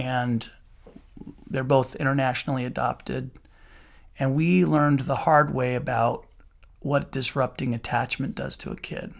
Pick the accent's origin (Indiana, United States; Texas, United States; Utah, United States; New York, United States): Utah, United States; Salt Lake City; moved away as an adult; also born or lived in Moscow, Idaho; now in St. George, United States; I grew up in Salt Lake City, came down to Saint George, went to school, met my wife